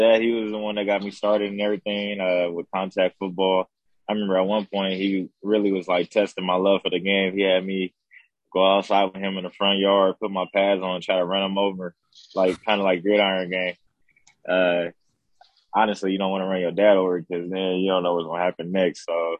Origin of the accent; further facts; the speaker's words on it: Fresno, California, United States; now in Los Angeles, United States; It's not boring. It's just more you need to know people to experience fun in Fresno. It's not a small town.